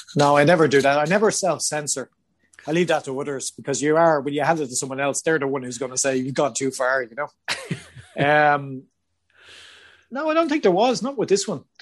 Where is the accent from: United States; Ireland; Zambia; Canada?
Ireland; moved away as an adult; I am Irish